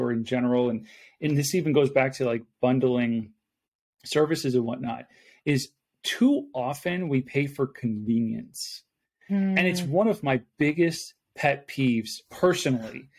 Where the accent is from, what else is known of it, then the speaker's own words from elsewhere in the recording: Buffalo, New York, United States; moved away; I'm originally from Buffalo, New York. So in Western New York